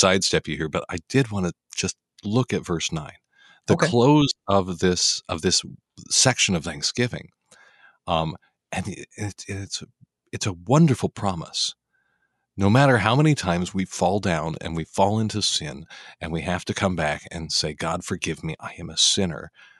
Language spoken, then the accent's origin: English; Denver, Colorado, United States; I'm from Denver, Colorado.